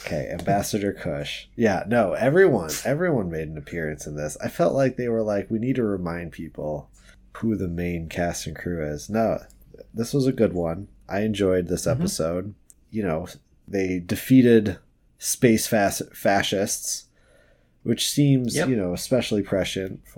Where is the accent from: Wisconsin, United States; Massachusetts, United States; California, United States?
Wisconsin, United States; also born or lived in Pacific Northwest; now in Seattle, United States; I'm from Wisconsin, so I grew up with snow like this